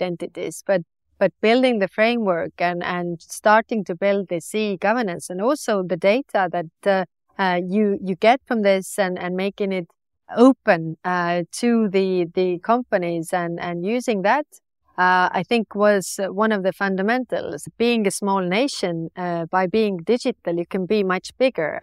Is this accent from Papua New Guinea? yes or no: no; Estonia; I was born on the Soviet oc-, oc-, occupation